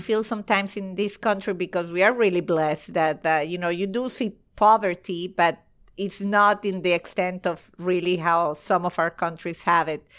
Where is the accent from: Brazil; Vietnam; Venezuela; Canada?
Venezuela; moved away as an adult; now in United States; I'm from Venezuela and uh, in Caracas